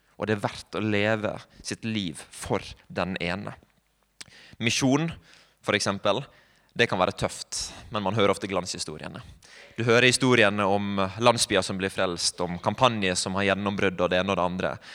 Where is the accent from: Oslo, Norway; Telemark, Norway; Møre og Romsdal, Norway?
Møre og Romsdal, Norway; Sunnmøre; moved away; also born or lived in Bergen; jeg er sunnmøring